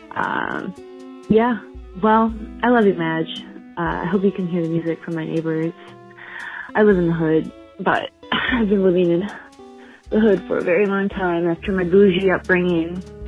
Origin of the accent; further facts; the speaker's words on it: Grand Rapids, Michigan, United States; also born or lived in Livonia, Michigan; I'm from Grand Rapids, but I did live near Detroit uh, for the last five years in the suburb called Livonia